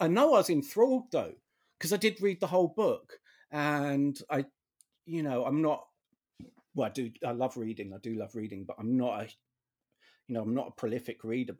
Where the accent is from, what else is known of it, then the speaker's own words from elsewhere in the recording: United Kingdom; which I guess, you know, as another Brit, you would know.